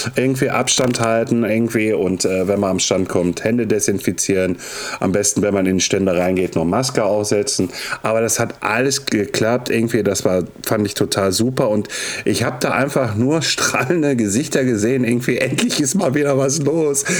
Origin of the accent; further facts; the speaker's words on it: Ruhr area, North Rhine-Westphalia, Germany; ich komme aus dem Ruhrpott und bin 40